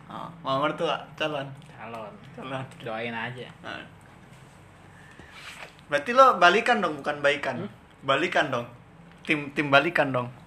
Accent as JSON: {"language": "Indonesian", "town": "Yogyakarta", "region": "Special Region of Yogyakarta", "country": "Indonesia", "said": "Ya tetep lah kan gue orang Jogja."}